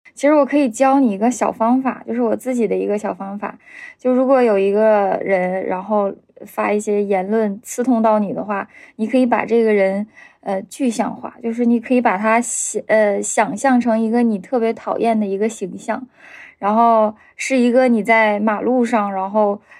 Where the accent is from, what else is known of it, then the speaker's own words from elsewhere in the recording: Heilongjiang, China; moved away as an adult; now in Beijing, China; 我是黑龙江人，在北京生活十年了